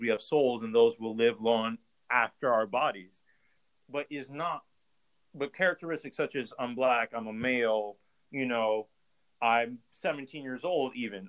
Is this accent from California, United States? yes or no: no; Ohio, United States; we're from Ohio